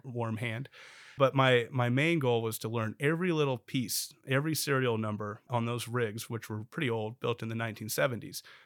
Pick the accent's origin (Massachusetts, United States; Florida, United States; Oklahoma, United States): Oklahoma, United States; Bartlesville; moved away as an adult; now in Oklahoma City, United States; I'm originally from Bartlesville